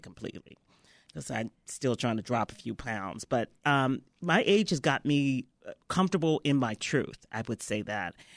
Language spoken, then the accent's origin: English; Memphis, Tennessee, United States; moved away; I was raised in Memphis, Tennessee, and, uh, you know, down south.